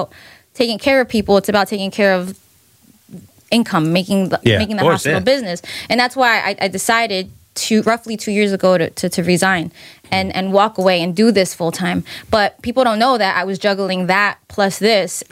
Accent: Newark, New Jersey, United States; I grew up in Newark.

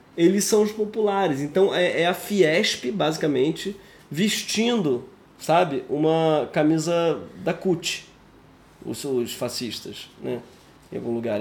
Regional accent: Brazil

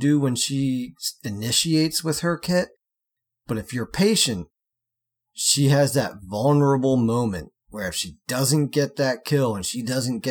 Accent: United States; I'm American

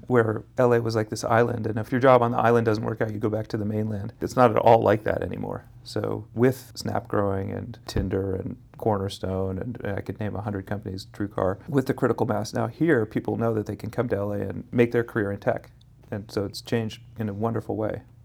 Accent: Berkeley, California, United States; also born or lived in Santa Monica; now in Los Angeles, United States; I grew up in Berkeley.

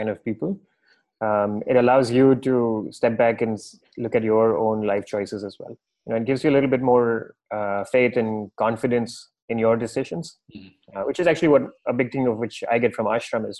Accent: Mumbai, Maharashtra, India; moved away as an adult; also born or lived in San Francisco / New York; now in Goa, India; I'm born and raised in Bombay, lived my entire life in big cities

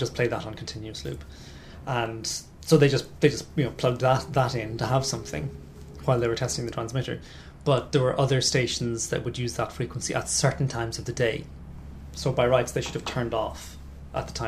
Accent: Southeast coast of Ireland, southeast Ireland, Ireland; accent: Southern Irish; now in London, United Kingdom; Southeast Coast

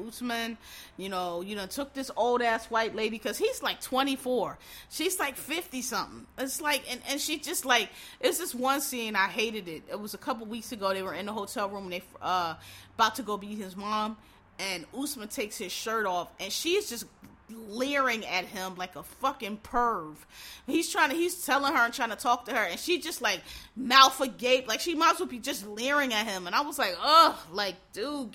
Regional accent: Philadelphia, Pennsylvania, United States; I'm from Philadelphia, Pennsylvania.

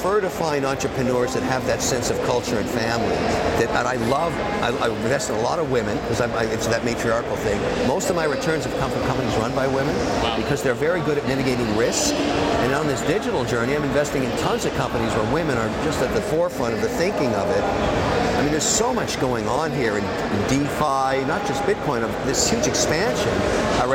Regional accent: Montreal, Quebec, Canada; I was born in Montreal, Canada.

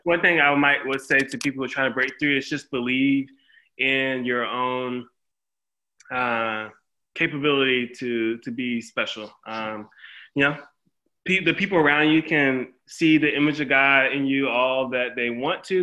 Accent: Windsor, North Carolina, United States; I grew up in a small town called Windsor, North Carolina, in Bertie County.

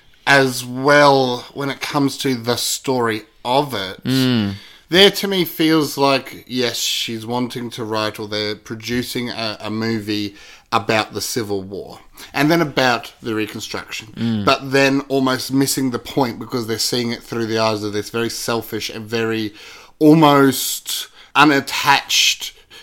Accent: Australia; As an Aussie

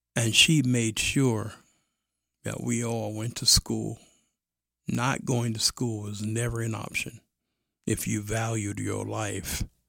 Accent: New York City, New York, United States; I was raised in Brooklyn

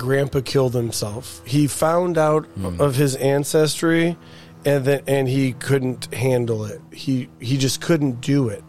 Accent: Mississippi, United States; You know I'm from Mississippi.

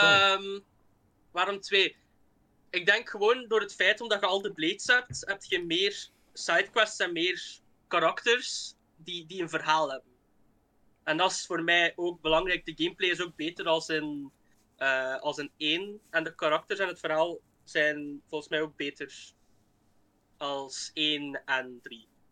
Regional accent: Flanders, Belgium; Ik kom dus uit België, uit, uit Vlaanderen, zoals je misschien al kunt horen

